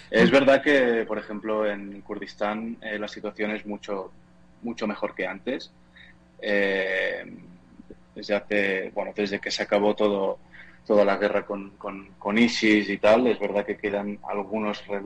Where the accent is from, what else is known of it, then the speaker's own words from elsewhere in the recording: Catalonia, Spain; now in Portugal; Yo estoy, soy de España, de, de Barcelona, cerca de Barcelona, pero vivo en Portugal.